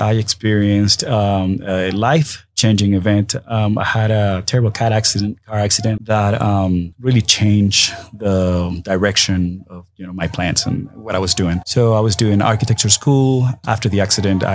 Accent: Venezuela; moved away as an adult; also born or lived in Seattle, Washington; my home country where I was born, Venezuela

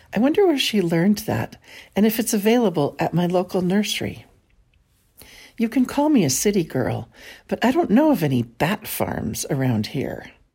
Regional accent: San Francisco, California, United States; Born and raised in San Francisco

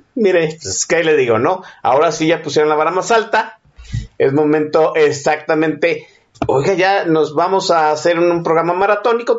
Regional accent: Mexico; casi 50 años que, que tengo aquí viviendo en este país, siendo mexicano

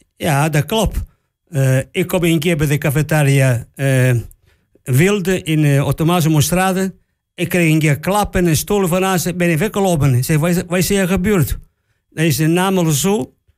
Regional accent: Catania, Sicily, Italy; Dutch is a second language; moved away as an adult; also born or lived in Oldenzaal / Amsterdam; now in Netherlands; ik kom van Sicilië, waar daar ongeveer subtropische klimaat is. Wij komen hier, door denk ik, koud en sneeuw. Heb ik nooit gezien. waar ik woon, in, Catania, daar is nooit sneeuw

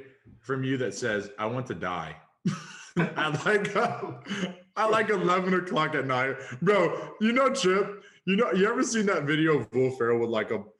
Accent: Georgia, United States; I was born and raised in Georgia

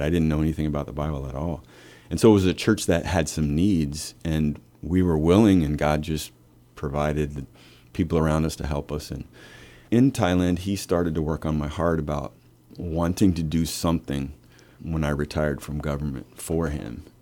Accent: Lincoln, Nebraska, United States; moved away as an adult; I'm from Lincoln

